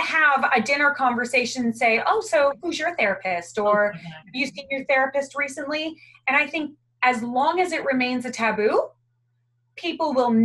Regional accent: Canada; moved away as an adult; now in Australia; I'm originally from Canada

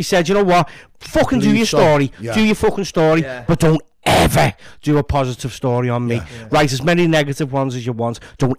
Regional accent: Liverpool, North West England, United Kingdom; moved away as an adult; now in Frodsham, United Kingdom; could tell I was a scouser by the way I walked.

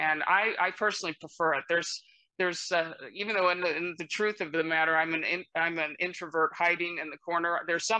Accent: Midwest, United States; moved away as an adult; also born or lived in Columbus, Ohio; now in California, United States; I'm originally from the Midwest, so I'm, I guess one would call me a carpetbagger. I've been out here in California since college, but all of my family is back mostly in Ohio

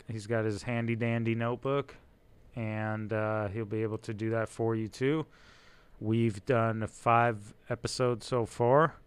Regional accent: Israel; English is a second language; moved away; born in Israel. English is my second language

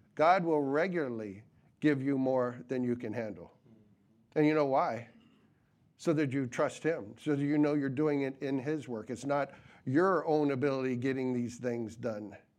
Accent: New England, United States; growing up in New Yo-, New England

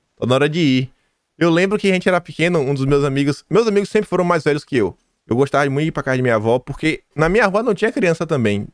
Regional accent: Feira de Santana, Bahia, Brazil; eu sou do interior da Bahia

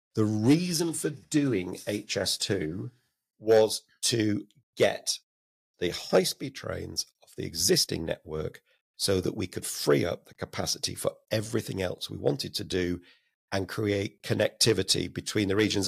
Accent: Blackburn, North West England, United Kingdom; also born or lived in Oldham; I was born in Oldham, but, uh, grew up and went to school in Blackburn

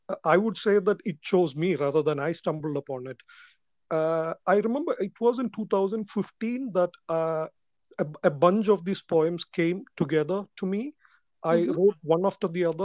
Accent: Kerala, India; I am from Kerala, India

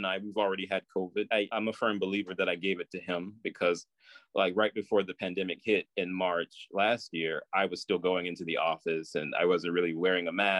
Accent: Lexington, Mississippi, United States; moved away; Mississippi, Lexington, Mississippi.

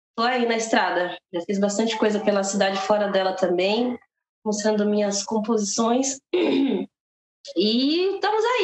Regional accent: Guarulhos, São Paulo, Brazil; Sou daqui de Guarulhos, tenho 28 anos.

